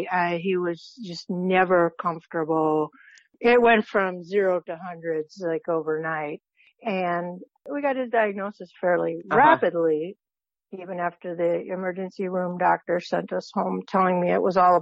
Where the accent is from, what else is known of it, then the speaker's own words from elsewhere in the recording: Wisconsin, United States; now in Scottsdale, United States; No, I'm in Scottsdale, Arizona. I'm from Wisconsin.